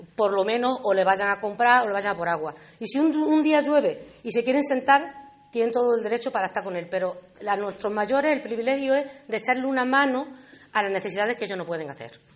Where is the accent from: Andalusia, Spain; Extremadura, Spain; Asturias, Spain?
Extremadura, Spain; Alange; la gente de mi pueblo